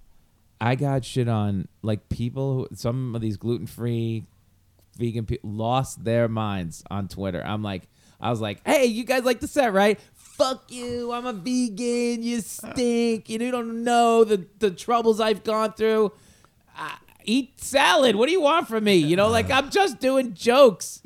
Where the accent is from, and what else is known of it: Oceanside, New York, United States; born or raised there